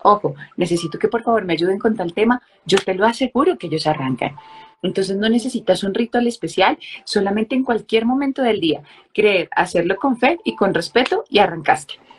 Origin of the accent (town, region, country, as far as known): Colombia